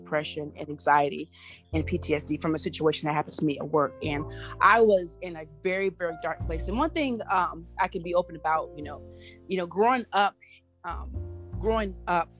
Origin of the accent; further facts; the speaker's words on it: Virginia Beach / Norfolk area, United States; now in Washington, D.C., United States; I am from the 757 Virginia Beach area in Norfolk area, but I live in the Washington, D.C. area